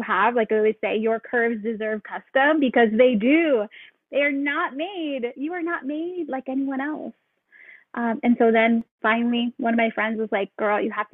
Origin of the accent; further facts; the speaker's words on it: Seattle, Washington, United States; moved away as an adult; now in Hawaii, United States; We are from Seattle